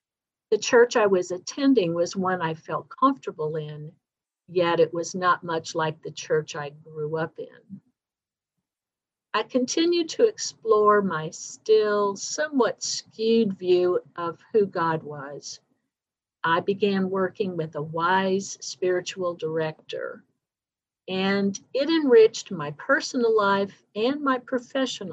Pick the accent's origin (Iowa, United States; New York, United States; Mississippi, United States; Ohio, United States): Ohio, United States; Dayton; moved away as an adult; back in Dayton, my hometown.